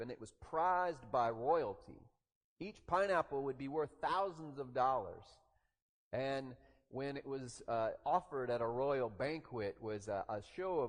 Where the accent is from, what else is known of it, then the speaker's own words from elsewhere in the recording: the South, Southern United States, United States; we Southerners